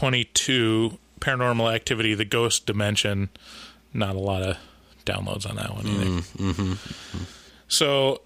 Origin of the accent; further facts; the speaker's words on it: Portland, United States; we're from Portland